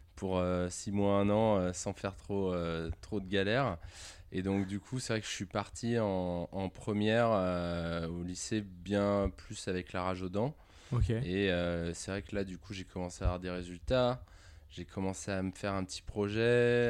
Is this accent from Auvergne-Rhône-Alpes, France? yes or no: yes; Tassin-la-Demi-Lune, Auvergne-Rhône-Alpes, France; also born or lived in Lyon; J'ai vécu euh, toute mon enfance à, à Tassin jusqu'à mes 18 ans.